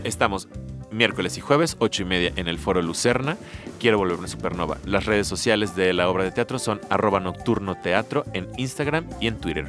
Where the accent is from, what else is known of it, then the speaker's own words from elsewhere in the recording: Mexico; somos así como mexicanos